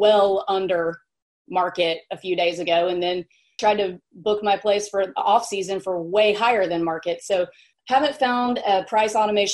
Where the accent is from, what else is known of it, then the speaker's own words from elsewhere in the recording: Mississippi, United States; also born or lived in New York City; now in Nashville, United States; I grew up in Mississippi.